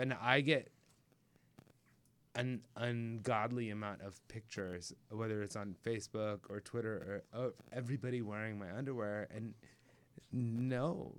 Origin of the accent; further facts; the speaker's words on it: Anaheim, California, United States; also born or lived in Laguna Beach, California; I grew up in Anaheim. Okay. My parents moved there from Puerto Rico. Or no, from New York, but Puerto Rico.